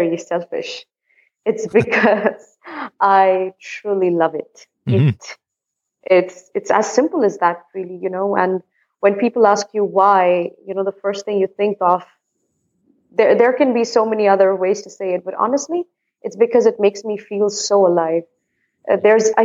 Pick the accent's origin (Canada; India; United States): India; now in Netherlands; I am an Indian based in the Netherlands